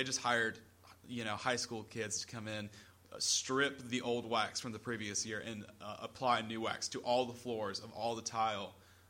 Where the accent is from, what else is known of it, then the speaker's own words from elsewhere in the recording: South Carolina, United States; so you grew up in the Upstate. I grew up in the Midlands, which really doesn't have too much of an effect, but different areas.